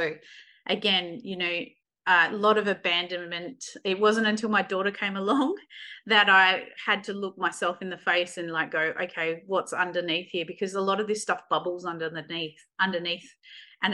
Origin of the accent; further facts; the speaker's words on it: Kalgoorlie, Western Australia, Australia; We actually grew up, I was born in Kalgoorlie. We lived in a mining town